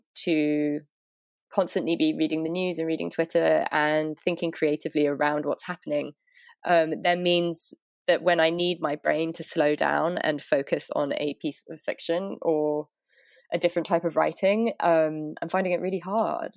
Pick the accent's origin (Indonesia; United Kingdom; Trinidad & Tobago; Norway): United Kingdom; London; moved away as an adult; now in New York, United States; I'm from London. I've lived in New York for 6-7 years now, and I'm based in Brooklyn